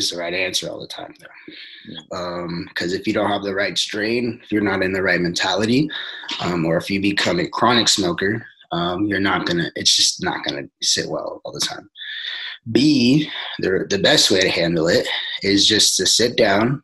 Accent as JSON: {"language": "English", "town": "Forest Grove", "region": "Oregon", "country": "United States", "tie": "born or raised there", "also_born_or_lived": "Cornelius, Oregon", "said": "I grew up in Forest Grove, Oregon"}